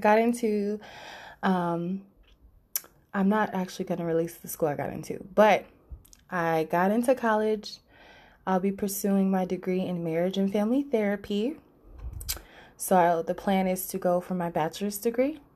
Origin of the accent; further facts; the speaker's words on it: Los Angeles, California, United States; my hometown, Los Angeles